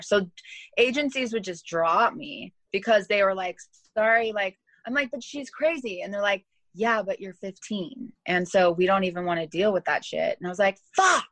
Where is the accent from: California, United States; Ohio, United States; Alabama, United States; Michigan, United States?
California, United States; Los Angeles; also born or lived in Thousand Oaks / Hollywood / Inglewood / Monterey Park; I'm born and raised in Los Angeles